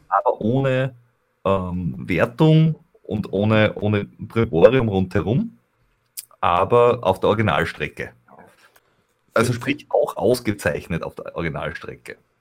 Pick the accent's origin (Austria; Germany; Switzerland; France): Austria; Veitsch, Styria; aus meiner Heimat oder äh, wo ich aufgewachsen bin